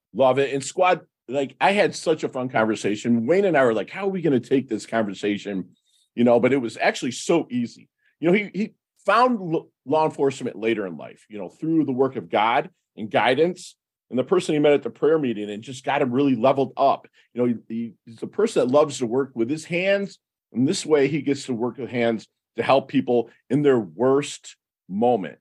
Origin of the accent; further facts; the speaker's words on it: Detroit, Michigan, United States; I'm from Detroit. And a lot of my, my people my age, I'm 50